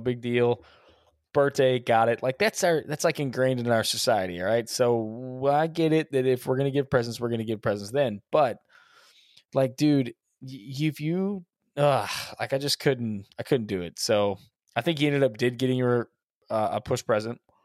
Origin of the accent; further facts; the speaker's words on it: Texas, United States; we're from Texas